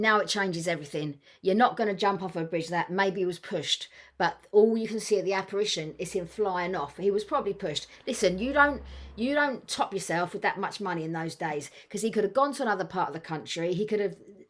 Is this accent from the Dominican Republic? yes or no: no; London, United Kingdom; Queen Charlotte's Hospital. I was born there, Hammersmith. Originally from East Acton, just up the road.